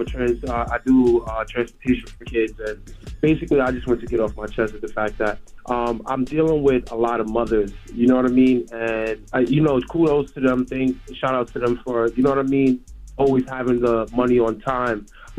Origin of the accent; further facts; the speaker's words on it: New York City, New York, United States; I'm from New York City again. My mom was a single mother growing right. up.